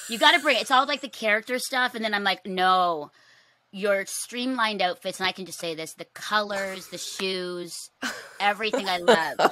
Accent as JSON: {"language": "English", "country": "Philippines", "said": "me being Filipino"}